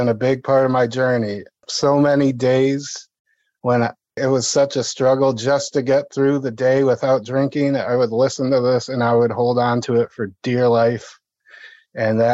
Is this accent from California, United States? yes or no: no; Toledo, Ohio, United States; I am from Holy Toledo, Ohio